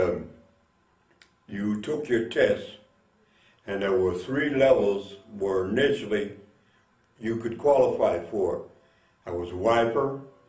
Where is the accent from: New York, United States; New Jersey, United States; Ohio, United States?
New Jersey, United States; Newark; I was born in Newark, New Jersey, July 13, 1924, and was raised there, went to school there